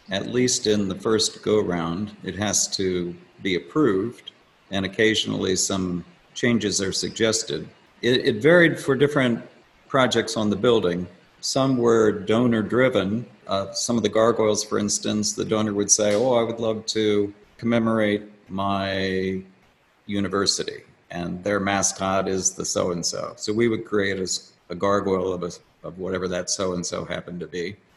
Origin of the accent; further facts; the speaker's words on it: Washington, District of Columbia, United States; born there; now in Silver Spring, United States; I was born in Washington, D.C., and I now live and sculpt in Silver Spring.